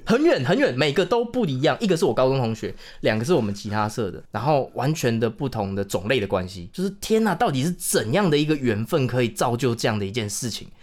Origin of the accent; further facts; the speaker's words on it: Chiayi, Taiwan; moved away as an adult; also born or lived in Taipei; 就是因为我是嘉义人嘛，那我是在台北读书，以前大学的时候